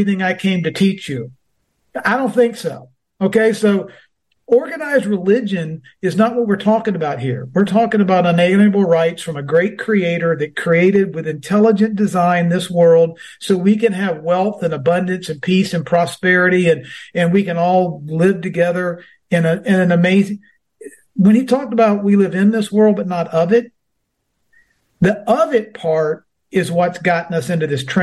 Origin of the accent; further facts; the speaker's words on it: Georgia, United States; my home state